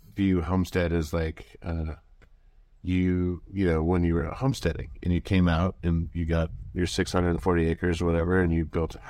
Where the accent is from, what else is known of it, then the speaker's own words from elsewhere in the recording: Wyoming, United States; also born or lived in Missoula, Montana; now in Montana, United States; I'm from Wyoming originally